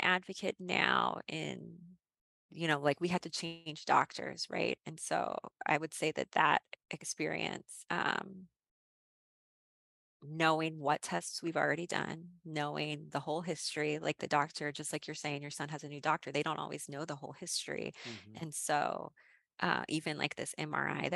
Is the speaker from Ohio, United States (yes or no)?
yes; Athens, Ohio, United States; moved away; I grew up in Athens, Ohio. I went to Athens High School